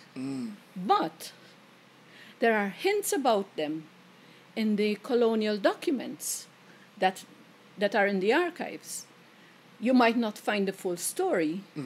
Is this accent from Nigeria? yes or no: no; Malta; growing up in Malta